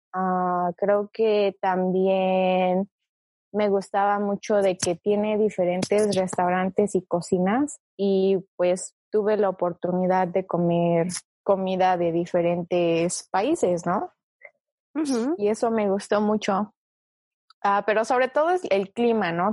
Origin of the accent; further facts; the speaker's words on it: Mexico City, Mexico; also born or lived in China; yo nací en China y me fui a México a vivir cuando tenía ocho meses, o sea, todavía era una bebé. Técnicamente es como si hubiera crecido, nacido y crecido en México